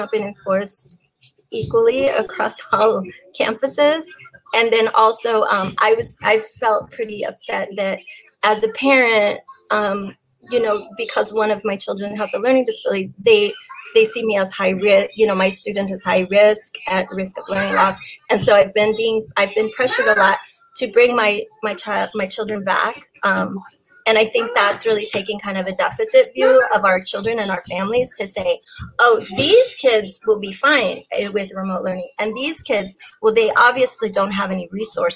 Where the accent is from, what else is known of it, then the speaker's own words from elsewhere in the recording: San Antonio, Texas, United States; I being born and raised in Highland Park